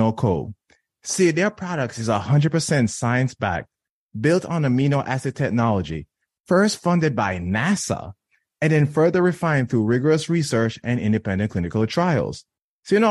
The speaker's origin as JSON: {"language": "English", "country": "Jamaica", "tie": "born or raised there", "said": "I was born and raised in Jamaica"}